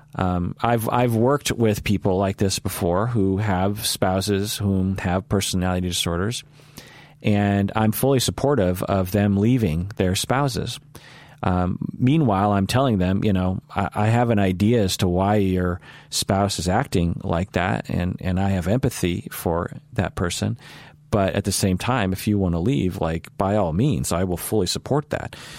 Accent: United States; I'm Asian American.

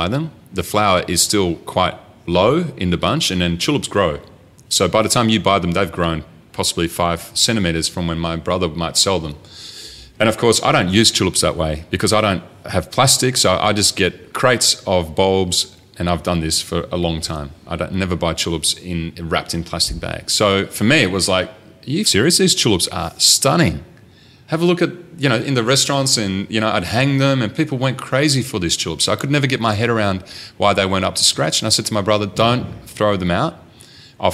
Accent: Rustenburg, North Holland, Netherlands; moved away; I grew up in a tiny little town called Rustenburg, which is right near Alkmaar in the north of Holland.

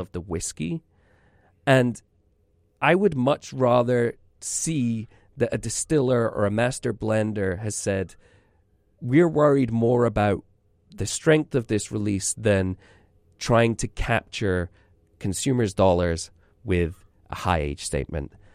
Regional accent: Scotland, United Kingdom; moved away

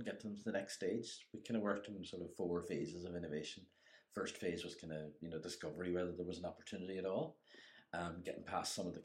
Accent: Inishowen, County Donegal, Ireland; moved away; I'm originally from Inishowen, but I've been gone most of my life.

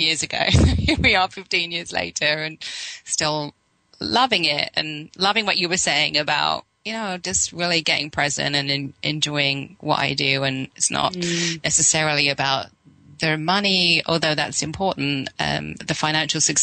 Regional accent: England, United Kingdom; moved away; I was brought up in England

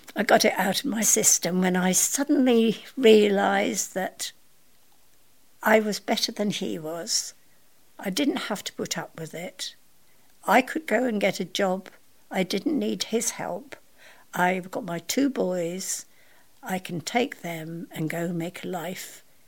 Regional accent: Scotland, United Kingdom; I was born in Scotland.

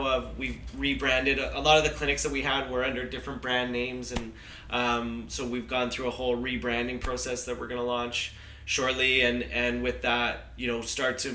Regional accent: Vancouver, British Columbia, Canada; I grew up in Vancouver

